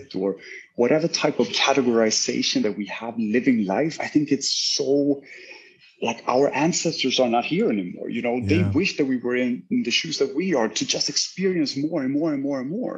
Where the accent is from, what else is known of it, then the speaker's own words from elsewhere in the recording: Sweden; moved away as an adult; now in Miami Beach, United States; I'm originally uh, Swedish. I was born in Sweden.